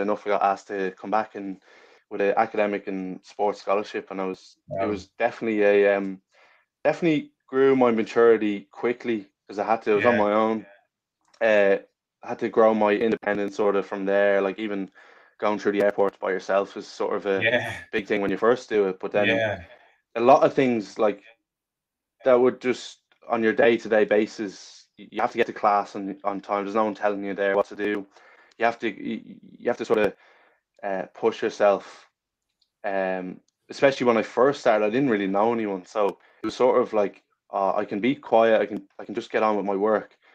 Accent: Ireland; also born or lived in England / Melbourne, Australia

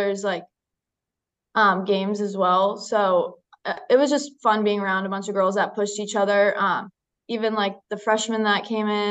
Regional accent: Duxbury, Massachusetts, United States; also born or lived in Marshfield, Massachusetts; I am from Duxbury, Massachusetts.

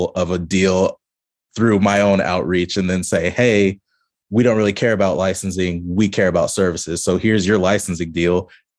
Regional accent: Kansas City, Missouri, United States; I'm from Kansas City, but it seems like mostly marketing groups

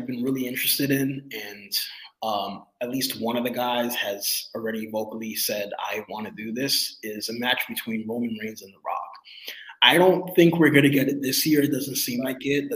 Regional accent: New York, United States; I've celebrated New Year's in New York all my life because I'm from New York

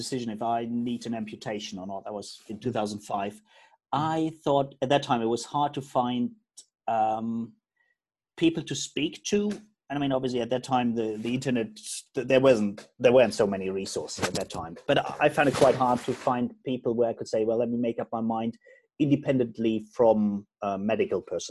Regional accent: Germany; I'm originally from Germany

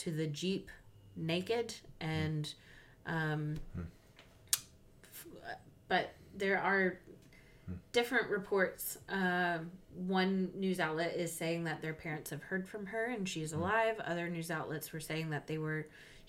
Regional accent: United States; I'm American

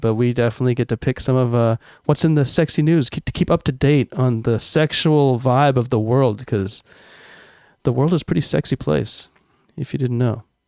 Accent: United States; now in Japan; I'm American and, uh, and live in Japan

